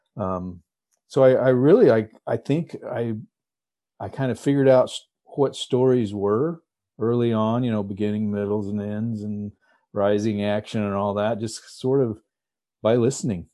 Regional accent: Texas, United States; moved away as an adult; now in Alaska, United States; I grew up in Texas

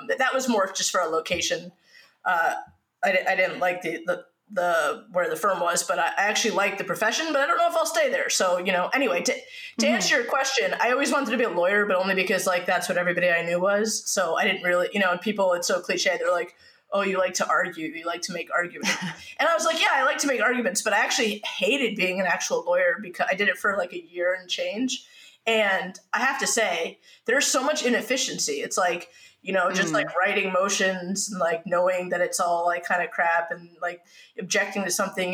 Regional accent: New York, United States; I'm a New Yorker

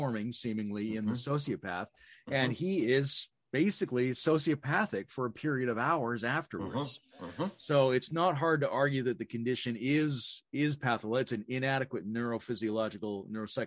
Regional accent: British Columbia, Canada; I grew up on the West Coast in BC

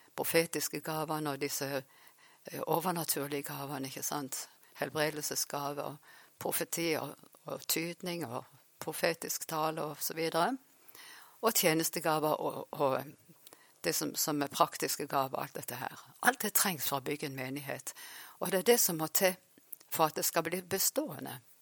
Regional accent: Farsund, Agder, Norway; also born or lived in Vanse / Oslo / Sandnes / Uppsala; jeg har vokst opp faktisk her i Farsund, så nå er jeg tilbake igjen i Farsund.

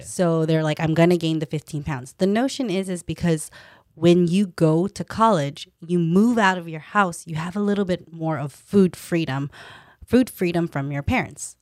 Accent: Stockton, California, United States; also born or lived in Davis; I was a girl from Stockton, born and raised

